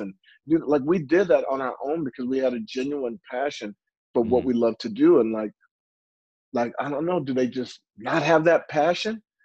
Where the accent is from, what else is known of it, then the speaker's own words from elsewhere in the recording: St. Louis, Missouri, United States; I'm originally from St. Louis, Missouri